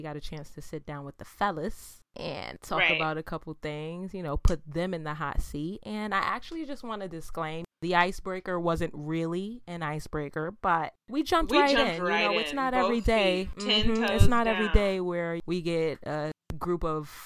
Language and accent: English; New York City, New York, United States; from the BX right across the bridge